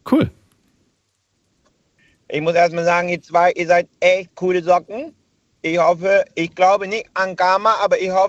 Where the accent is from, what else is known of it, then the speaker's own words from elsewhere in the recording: Hanover, Lower Saxony, Germany; Ich bin aus Hannover.